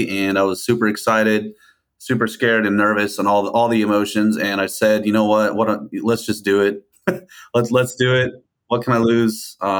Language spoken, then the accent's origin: English; New Mexico, United States; moved away as an adult; also born or lived in Plano, Texas; now in Conroe, United States; I was born in Plano, born and raised into a Dallas Cowboy family. So I'm a cowboy at heart. I moved to New Mexico when I was about 10. My dad moved me out there. So I spent a lot of time out in New Mexico in different parts.